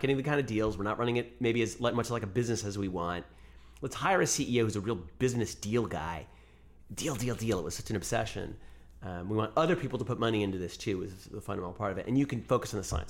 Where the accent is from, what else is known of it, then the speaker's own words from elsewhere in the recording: United States; also born or lived in New York; I was born here, raised here